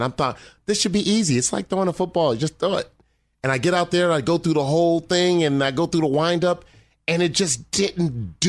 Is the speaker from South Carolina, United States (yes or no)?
no; Los Angeles, California, United States; Okay, so I grew up here in town. I grew up in Crenshaw, South Central Los Angeles.